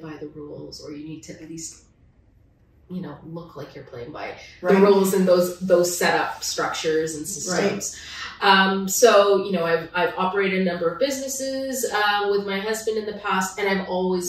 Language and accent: English; Ottawa, Ontario, Canada; also born or lived in Manitoba; now in Toronto, Canada; I was born in Ottawa and part of Ontario, and I'm back in Ontario now.